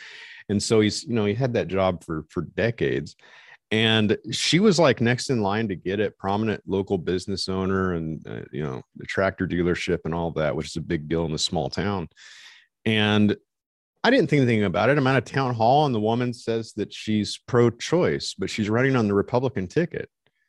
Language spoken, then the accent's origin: English; Montana, United States; So we're from Eastern Montana.